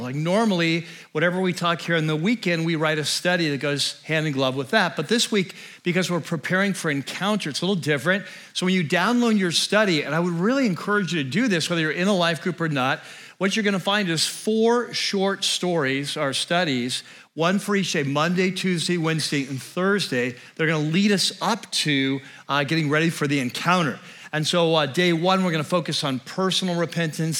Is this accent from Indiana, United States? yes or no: no; North San Diego County, California, United States; we moved back to the area where we'd grown up, which was North San Diego County. So if you've been down there, kind of the Vista, Carlsbad, uh, Oceanside Triangle